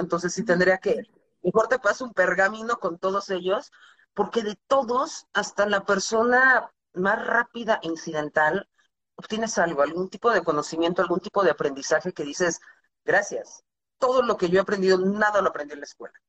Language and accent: Spanish; Mexico; also born or lived in United States; toda mi educación formal fue en México, primaria, secundaria, universidad, todo